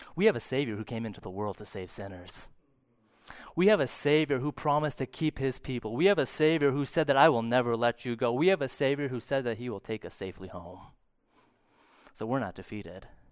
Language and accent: English; St. Cloud, Minnesota, United States; I grew up in Saint Cloud